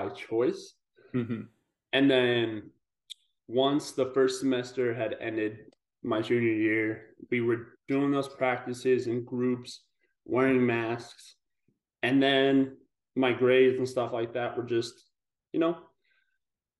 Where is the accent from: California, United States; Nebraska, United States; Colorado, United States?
Colorado, United States; Pueblo; moved away as an adult; also born or lived in Boulder, Colorado / Arizona; I grew up in Colorado in this town. It's called Pueblo, Southern Colorado. So I was there for the first 20 years of my life